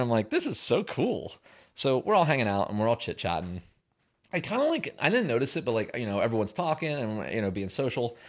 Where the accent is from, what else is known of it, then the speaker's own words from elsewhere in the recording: Pennsylvania, United States; moved away; I'm from Pennsylvania